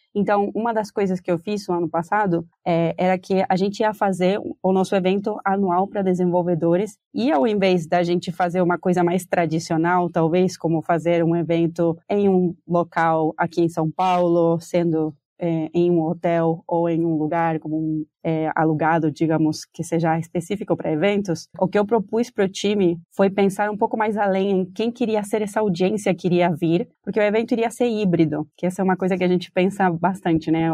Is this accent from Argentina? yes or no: yes; Argentina; Portuguese is a second language; moved away as an adult; now in Brazil; se vocês estão sentindo um sotaque, é porque eu sou argentina, moro no Brasil faz mais ou menos cinco anos